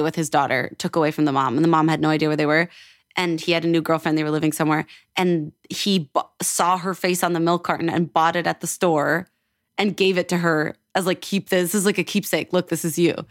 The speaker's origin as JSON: {"language": "English", "town": "Edmonton", "region": "Alberta", "country": "Canada", "also_born_or_lived": "Toronto", "moved": "yes", "lives_now": "Los Angeles, United States", "said": "I'm from Edmonton, yes. But I used to live in Toronto"}